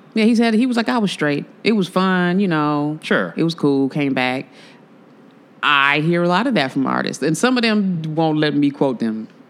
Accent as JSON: {"language": "English", "town": "Chicago", "region": "Illinois", "country": "United States", "said": "I'm from the South Side"}